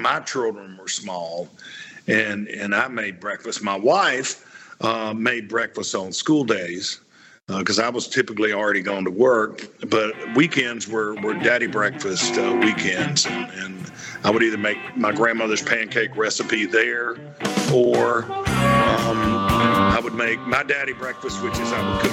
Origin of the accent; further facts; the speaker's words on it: the South, United States; growing up in the South